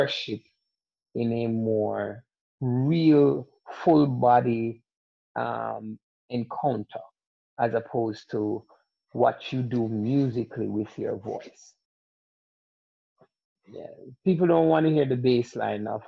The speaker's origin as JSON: {"language": "English", "country": "Jamaica", "tie": "born or raised there", "also_born_or_lived": "Atlanta", "moved": "yes", "said": "growing up in Jamaica"}